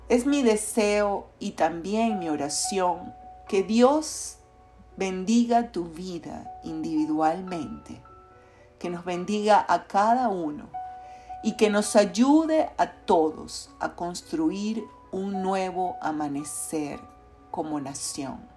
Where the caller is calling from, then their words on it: Caracas, Capital District, Venezuela; te saludo fraternalmente desde Caracas, Venezuela.